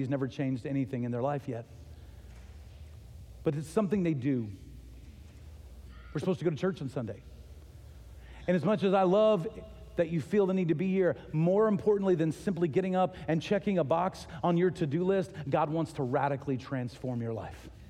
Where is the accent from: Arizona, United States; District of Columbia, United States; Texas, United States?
Texas, United States; moved away as an adult; also born or lived in Ohio; We're from Texas, but we were living in Ohio.